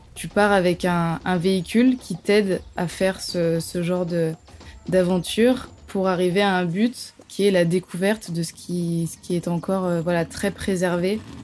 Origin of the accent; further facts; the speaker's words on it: south of France, France; je viens du sud de la France